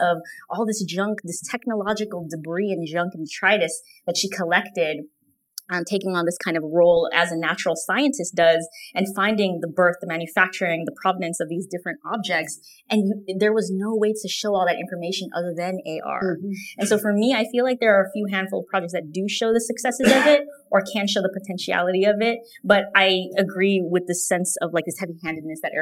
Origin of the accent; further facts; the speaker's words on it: San Francisco, California, United States; I'm born and raised in San Francisco.